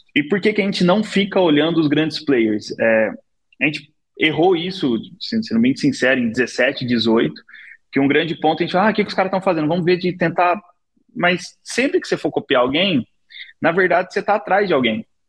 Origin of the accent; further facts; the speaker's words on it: São Paulo, Brazil; also born or lived in Taquaritinga; Eu sou de Abdicaval, nasci lá desde, desde pequeno